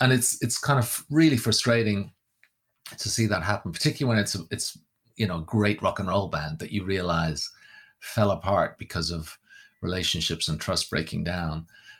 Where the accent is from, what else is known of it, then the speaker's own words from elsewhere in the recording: Wales, United Kingdom; moved away; because obviously growing up in Wales, my parents had no sectarian kind of inclinations at all. When we got to Ireland, I hung around with people from all different backgrounds.